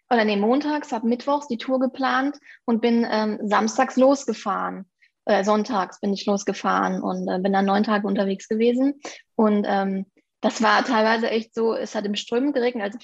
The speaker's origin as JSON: {"language": "German", "town": "Aachen", "region": "North Rhine-Westphalia", "country": "Germany", "said": "bin 29 Jahre alt, komme aus den ähm, schönen Aachen und bin Fotografin"}